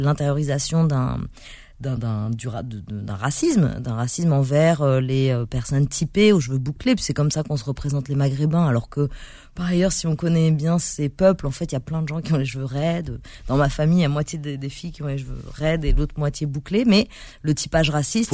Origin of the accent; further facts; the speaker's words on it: Paris, Île-de-France, France; je suis né à Paris dans le 14e